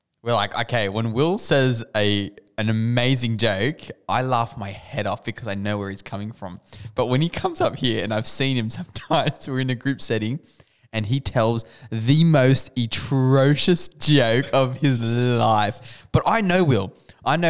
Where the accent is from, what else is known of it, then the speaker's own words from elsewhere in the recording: Australia; now in United States; being Australian